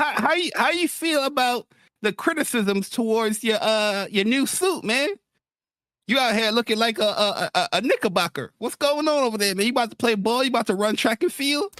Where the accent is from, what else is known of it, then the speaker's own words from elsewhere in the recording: New York City, New York, United States; also born or lived in Bronx; grew up in Queens